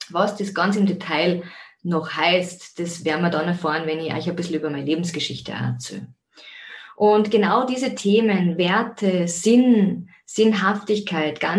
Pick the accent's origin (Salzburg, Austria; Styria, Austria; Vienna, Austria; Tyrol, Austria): Salzburg, Austria; Zell am See; bin ursprünglich aus Zell am See. Wie man auch hören kann, vielleicht am Dialekt immer noch. Also das Wienerische kommt weniger durch, sondern ich bleibe, mein, bleibe meinem Ursprungsheimatort Zell am See treu.